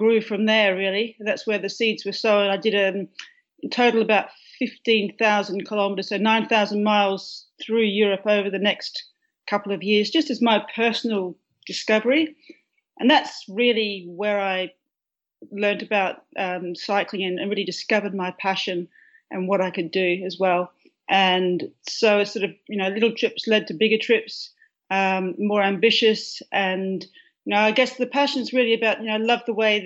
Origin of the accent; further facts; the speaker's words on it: a farm near Perth, Western Australia, Australia; now in Melbourne, Australia; I grew up on a farm which is about 85 miles east of Perth